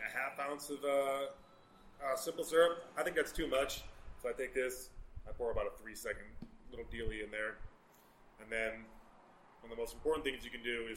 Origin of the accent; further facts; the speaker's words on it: Colorado, United States; also born or lived in North Dakota; I moved here when I was like two